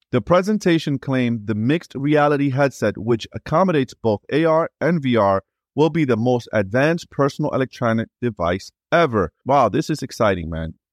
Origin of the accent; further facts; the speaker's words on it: New York City, New York, United States; I'm originally from New York City